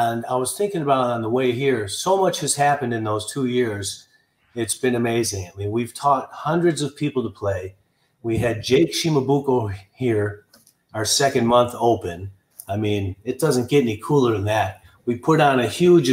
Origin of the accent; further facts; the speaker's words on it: Park Ridge, Illinois, United States; also born or lived in Hawaii; I grew up right outside of Chicago in Park Ridge, Illinois